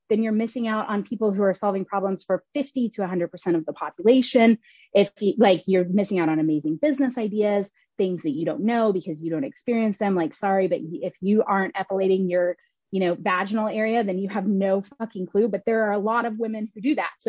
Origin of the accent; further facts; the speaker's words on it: Oklahoma, United States; also born or lived in Kentucky, United States; now in Richmond, United States; I was born in Kentucky. I grew up in Oklahoma. I live in Richmond, Virginia right now. It's my 19th city and third country.